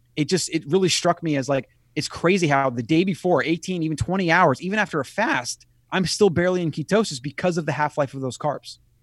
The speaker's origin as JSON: {"language": "English", "region": "Florida", "country": "United States", "tie": "born or raised there", "said": "I grew up in Florida"}